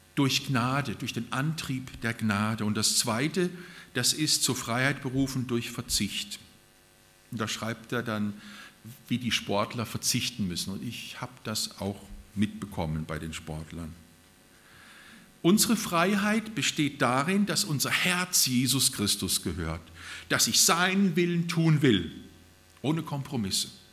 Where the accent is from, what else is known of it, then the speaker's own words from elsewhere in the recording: Germany; also born or lived in Japan; bei uns in Deutschland